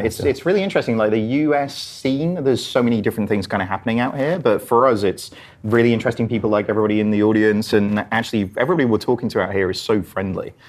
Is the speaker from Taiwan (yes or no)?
no; England, United Kingdom; accent: English; my English accent